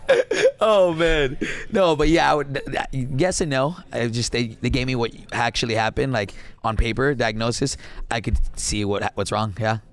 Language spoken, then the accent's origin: English; Laredo, Texas, United States; moved away as an adult; now in Dallas, United States; first generation, born and raised in Laredo, Texas